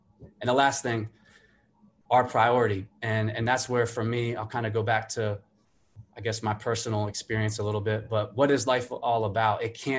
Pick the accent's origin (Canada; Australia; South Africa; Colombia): Colombia; going back to growing up in Colombia, South America, you know, seeing what I saw